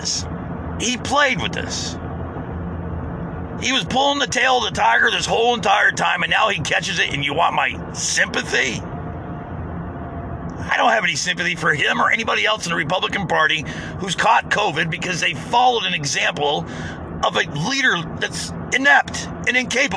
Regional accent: United States; I'm being an American

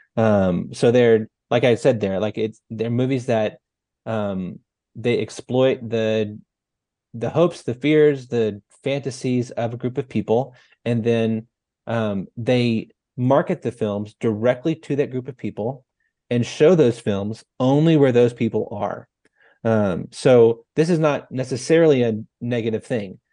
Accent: North Texas, United States; moved away; I'm from North Texas originally, and little town of like seven hundred people

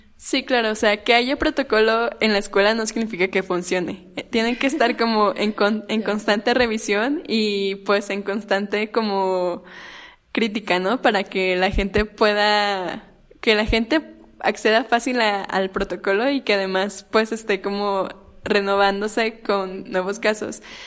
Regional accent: Torreón, Coahuila, Mexico; yo soy de Torreón

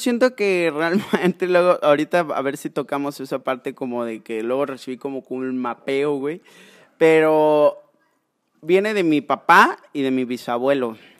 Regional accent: Córdoba, Veracruz, Mexico; soy originario de Córdoba

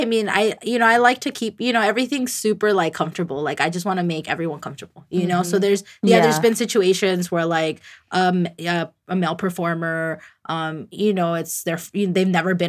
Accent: California, United States; I was born in California.

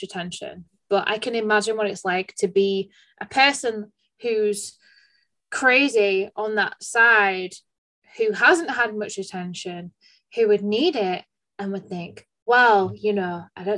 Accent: United Kingdom; I'm just a British bird.

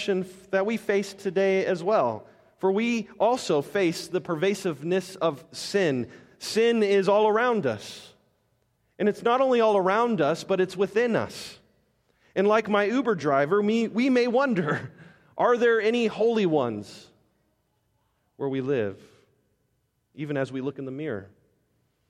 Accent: Las Vegas, Nevada, United States; I'm from Las Vegas.

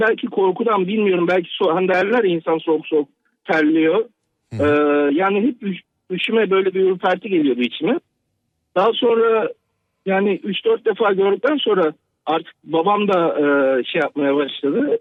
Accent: Ankara, Turkey; moved away as an adult; also born or lived in Kırıkkale; now in Toronto, Canada; Normalde Kırıkkale'liyim. Doğma büyüme Ankara'da yaşadım.

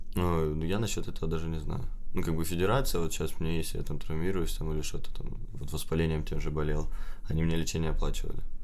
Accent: Ukraine

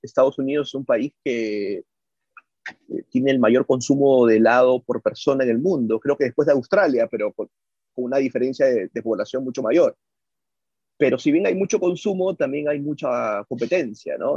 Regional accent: Peru; moved away as an adult; now in United States; mi background, que soy peruano

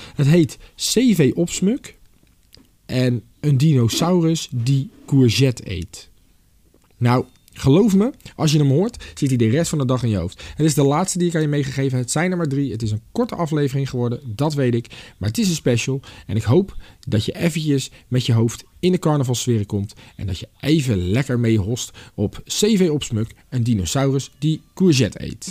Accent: Delft, South Holland, Netherlands; moved away; Ik kom oorspronkelijk uit Delft

